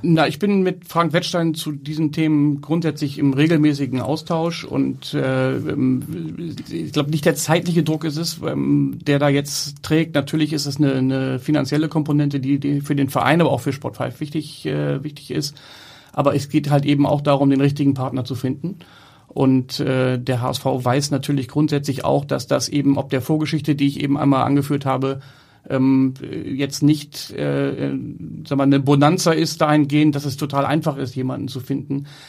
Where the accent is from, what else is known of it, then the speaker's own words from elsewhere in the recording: Hamburg, Germany; ich bin in Hamburg geboren, bin in Hamburg groß geworden, zur Schule gegangen